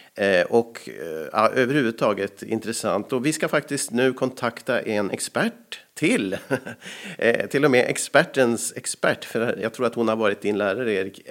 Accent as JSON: {"language": "Swedish", "country": "Sweden", "accent": "rikssvenska", "said": "jag var ju från Sverige som skådespelare"}